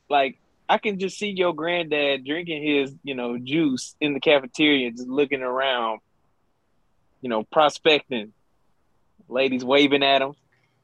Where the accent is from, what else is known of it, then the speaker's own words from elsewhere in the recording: Louisiana, United States; growing up in Louisiana